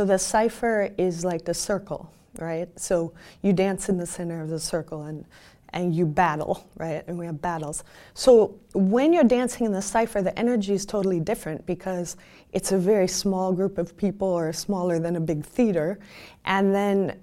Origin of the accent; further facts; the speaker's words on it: Chicago, Illinois, United States; I'm from Chicago